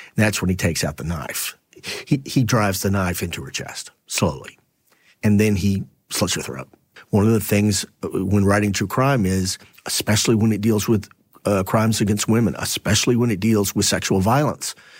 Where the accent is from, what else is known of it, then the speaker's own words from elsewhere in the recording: Temple, Texas, United States; moved away; my hometown